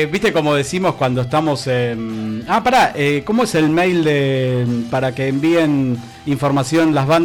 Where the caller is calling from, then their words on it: Catamarca, Argentina; de Catamarca, de donde proviene esa genial banda de rock impresionante